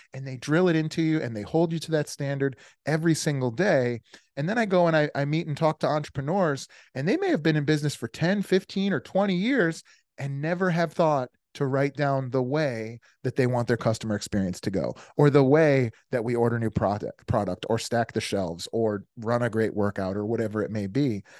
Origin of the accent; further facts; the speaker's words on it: Des Plaines, Illinois, United States; also born or lived in Virginia / Naperville, Illinois; I grew up outside of Chicago in a place called Des Plaines, and then again, again in a place called Naperville